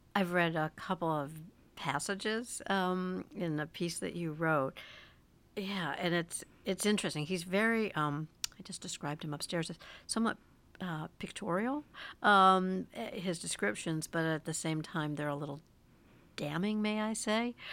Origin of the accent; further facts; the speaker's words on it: United States; as an American